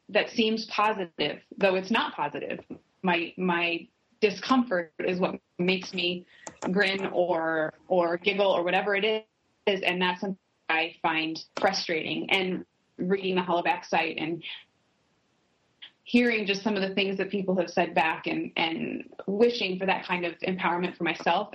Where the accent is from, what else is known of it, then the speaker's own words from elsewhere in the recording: Lincoln, Nebraska, United States; also born or lived in Dallas; now in Minneapolis, United States; I grew up in in Lincoln, Nebraska, which is a relatively small area, and now live in Minneapolis